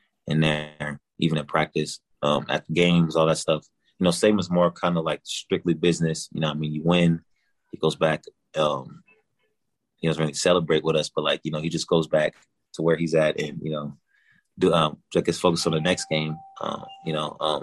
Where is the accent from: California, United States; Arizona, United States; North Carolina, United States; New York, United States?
California, United States; Northern; moved away as an adult; also born or lived in Alabama; now in Pittsburgh, United States; I'm originally from California, but I went to Alabama